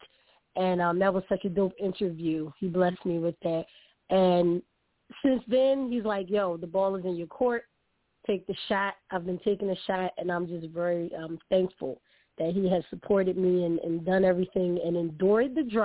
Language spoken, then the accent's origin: English; Philadelphia, Pennsylvania, United States; I'm from Philadelphia, the city of brotherly love and sisterly affection, born and bred